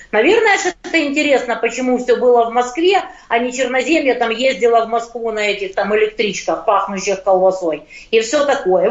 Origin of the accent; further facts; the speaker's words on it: Ukraine; я из Украины